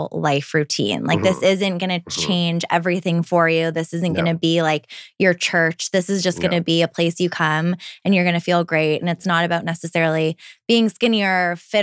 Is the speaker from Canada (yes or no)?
yes; Toronto, Ontario, Canada; now in Vancouver, Canada; I grew up in Toronto